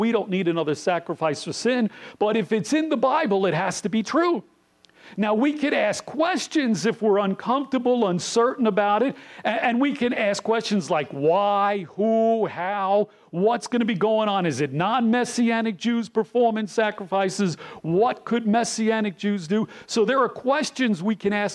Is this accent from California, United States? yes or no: no; New York City, New York, United States; I grew up in Rockaway Beach in New York City